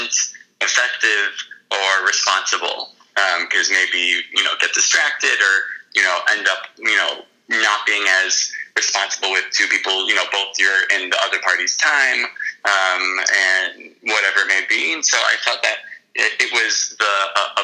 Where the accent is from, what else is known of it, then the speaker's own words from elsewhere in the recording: Miami Beach, Florida, United States; moved away as an adult; also born or lived in Boston / New York City; I grew up in Miami Beach, Florida